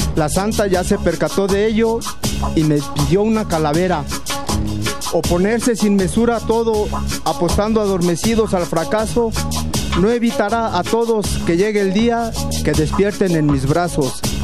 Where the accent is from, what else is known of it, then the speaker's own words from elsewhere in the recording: San Martín Texmelucan, Puebla, Mexico; Vengo de San Martín Texmelucan, Puebla